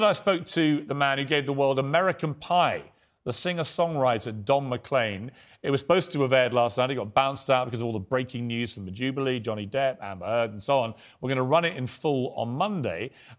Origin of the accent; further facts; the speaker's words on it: United Kingdom; it was a really lovely day to just say we're British, we're great, we're proud of our country and we're proud of our Queen.